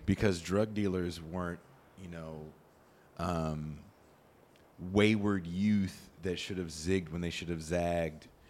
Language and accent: English; Richmond, California, United States; also born or lived in Oakland, California; was born in Oakland, I grew up in Richmond, California